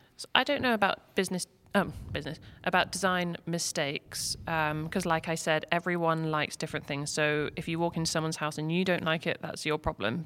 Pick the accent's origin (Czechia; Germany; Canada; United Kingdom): United Kingdom; England; moved away as an adult; now in Lake Norman, United States; I'm from England, moved here last year